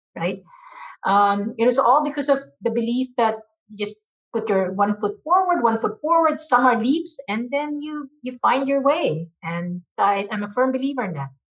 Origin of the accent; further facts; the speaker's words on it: Philippines; moved away as an adult; now in United States; I was born and raised in the Philippines from a Chinese family.